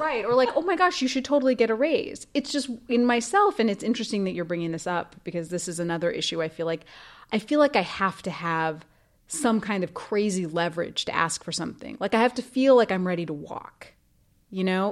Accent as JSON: {"language": "English", "region": "Idaho", "country": "United States", "tie": "born or raised there"}